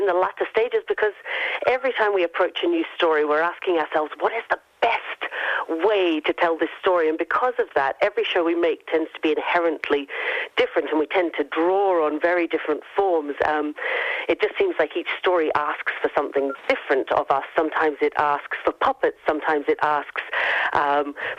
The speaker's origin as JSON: {"language": "English", "town": "Gold Coast", "region": "Queensland", "country": "Australia", "moved": "as an adult", "lives_now": "Glasgow, United Kingdom", "said": "I obviously am not Glaswegian. I'm from the Gold Coast, but I've lived and worked in Glasgow for the last 18 years"}